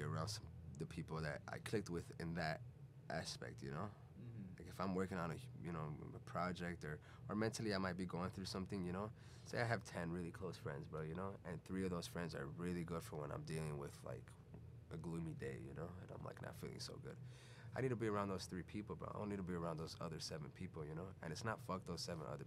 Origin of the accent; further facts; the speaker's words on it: Chicago, Illinois, United States; also born or lived in Venezuela / Puerto Rico; I'm from originally born in Venezuela. I grew up in Chicago